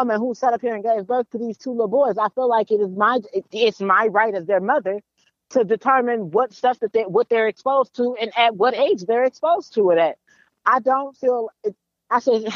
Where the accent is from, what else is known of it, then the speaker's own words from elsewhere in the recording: Rosemont, Virginia, United States; growing up in Cub Scouts, Rosemont VA